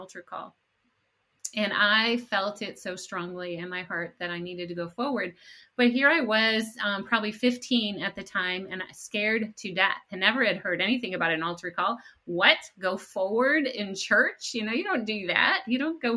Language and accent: English; Rochester, New York, United States; I grew up in upstate New York, near the city of Rochester